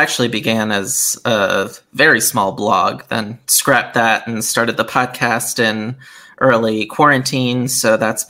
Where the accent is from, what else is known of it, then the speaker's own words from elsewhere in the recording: Bethel, Connecticut, United States; So, yeah, I grew up in Bethel, Connecticut, and I was never all that outdoorsy growing up.